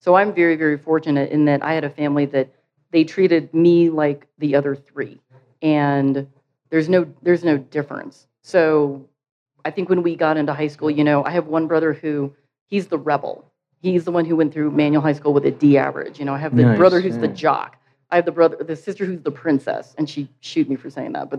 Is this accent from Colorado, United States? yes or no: yes; Denver, Colorado, United States; also born or lived in Vietnam / Washington, D.C.; I grew up in Hilltop